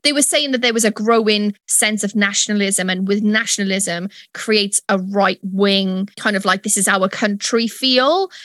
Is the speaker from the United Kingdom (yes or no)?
yes; United Kingdom; I am British